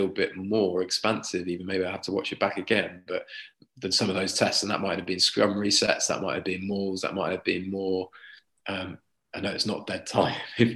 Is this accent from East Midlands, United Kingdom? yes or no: yes; Leicester, East Midlands, United Kingdom; I'm from Leicester, born in Leicester